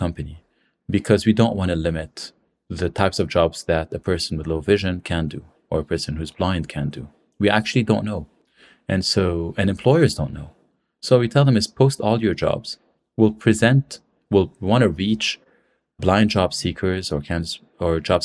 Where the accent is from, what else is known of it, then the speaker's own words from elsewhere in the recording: Lebanon; also born or lived in San Francisco; I'm from Lebanon.